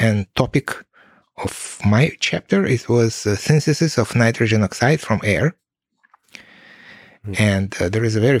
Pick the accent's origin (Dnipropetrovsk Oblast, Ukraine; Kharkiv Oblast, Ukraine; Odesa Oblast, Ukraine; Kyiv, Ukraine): Kyiv, Ukraine; So, and I was from Kiev, and mom, she was, and she is from Middle Asia.